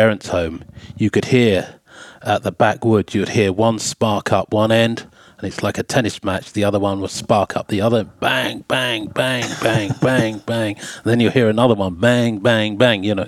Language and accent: English; Hertfordshire, East of England, United Kingdom; I grew up in Hertfordshire